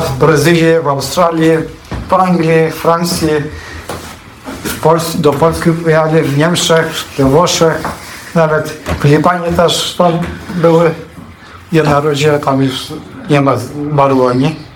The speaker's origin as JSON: {"language": "Polish", "town": "Adampol", "region": "Istanbul", "country": "Turkey", "tie": "born or raised there", "first_language": "Polish"}